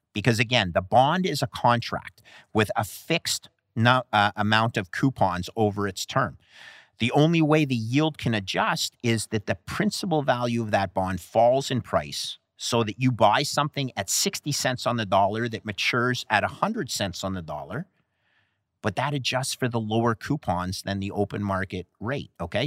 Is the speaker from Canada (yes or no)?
yes; Canada; Canada, my home country